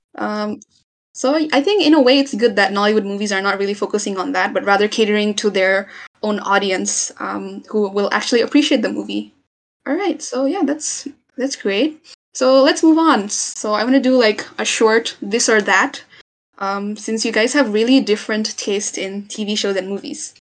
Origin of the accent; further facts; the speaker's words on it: Nepal; I'm from Nepal